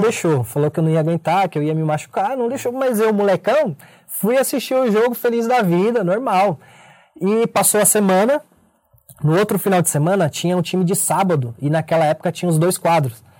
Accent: São Paulo, Brazil; Eu sou nascido e criado na Zona Sul de São Paulo.

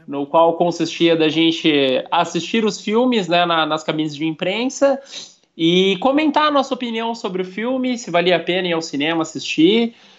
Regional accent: Brazil; a gente é brasileiro

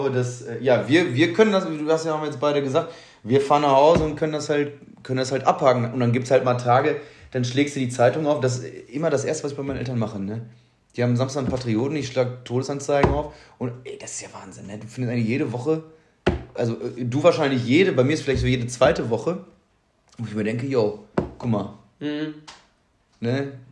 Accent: Stirpe, North Rhine-Westphalia, Germany; ja, guck mal, ja, ich komme aus Stirpe, ursprünglich.

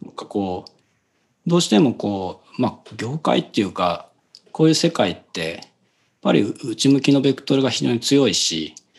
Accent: Seto, Aichi, Japan; 小中はだからそのせ、いわゆる瀬戸市って言われる、まあ自分の地元の中で

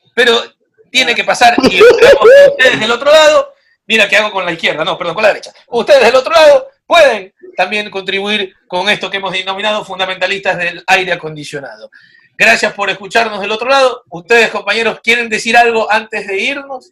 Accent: Machala, El Oro, Ecuador; en Machala, yo soy de Machala

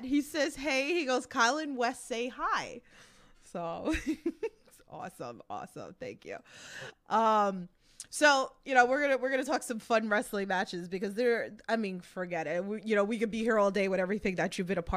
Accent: New York, United States; I'm from New York

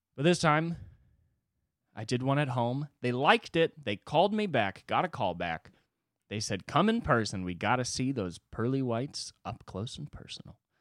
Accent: United States; as an American

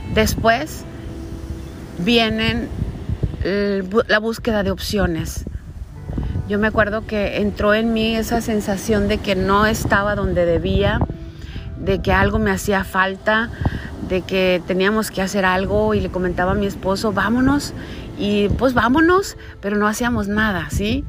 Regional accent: Caborca, Sonora, Mexico; moved away as an adult; also born or lived in Hermosillo, Sonora; mudarme de mi ciudad natal de nacimiento, que es Caborca, Sonora, a la capital del estado de Sonora, que es Hermosillo

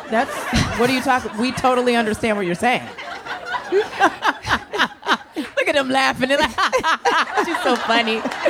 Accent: New York, United States; We in New York

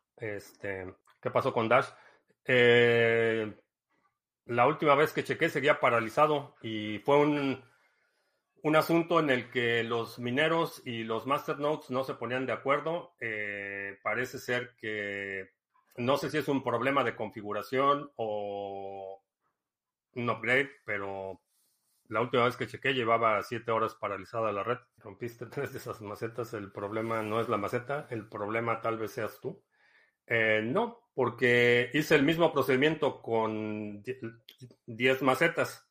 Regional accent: Mexico City, Mexico; accent: Mexican Spanish; moved away; mi acento, mi cadencia y el tipo de español que hablo te suene como el chavo del 8, porque a lo mejor es la única experiencia que tienes de el español mexicano. Y soy de la Ciudad de México

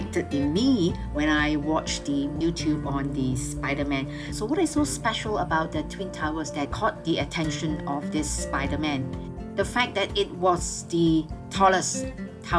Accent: Malaysia; a local Malaysian tour guide

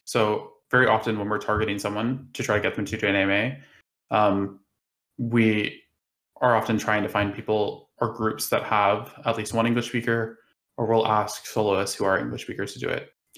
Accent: United States; now in United Kingdom; I live in the UK, but I am American

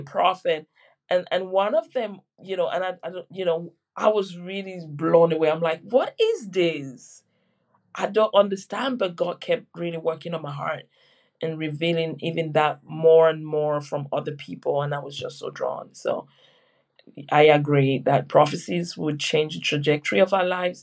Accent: Cameroon; now in Surrey, United Kingdom; I was born in Cameroon

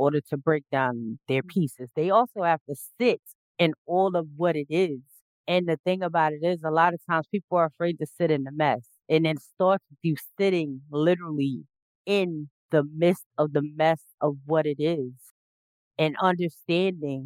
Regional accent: South Carolina, United States; moved away; I'm from originally from South Carolina

